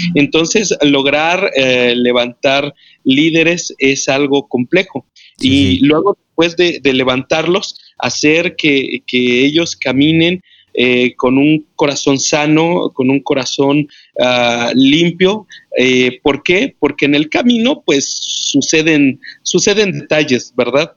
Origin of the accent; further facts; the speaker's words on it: Mexico City, Mexico; moved away as an adult; now in Morelia, Mexico; Yo soy de la Ciudad de México, eh, Distrito Federal, pero ahora, eh, hace 13 años venimos de la Ciudad de México